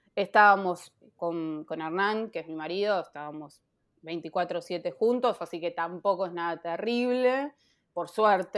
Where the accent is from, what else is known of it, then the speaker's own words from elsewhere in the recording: Castelar, Buenos Aires Province, Argentina; yo me crié en Castelar hasta los 21 años